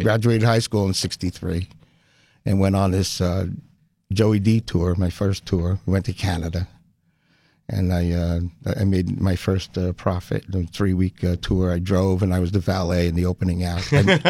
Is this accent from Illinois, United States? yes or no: no; Garfield, New Jersey, United States; Garfield, New Jersey. It was about 11 miles west of Manhattan. And it was country, little country town back then.